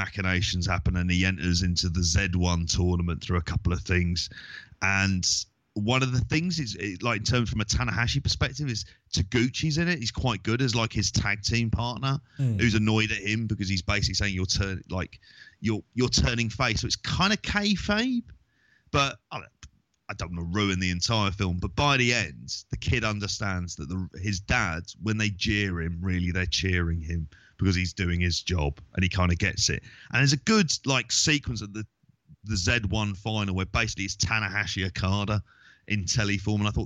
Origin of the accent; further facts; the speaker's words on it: London, United Kingdom; I'm from London